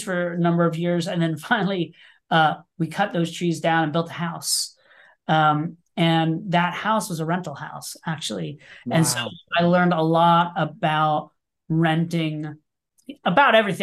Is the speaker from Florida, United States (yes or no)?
yes; Orlando, Florida, United States; moved away as an adult; also born or lived in New York City; I grew up in Orlando, Florida, moved to New York City to pursue a career in theater